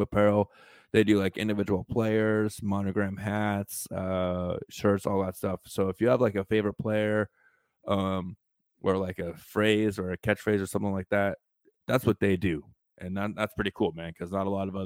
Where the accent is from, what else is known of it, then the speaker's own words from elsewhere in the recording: Southwest, United States; moved away as an adult; now in Tampa, United States; being from the Southwest